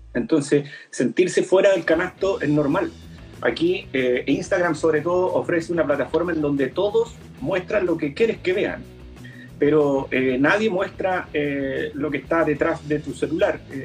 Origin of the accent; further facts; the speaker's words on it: Concepción area, Biobío, Chile; Somos, de la zona en donde el carrete se acaba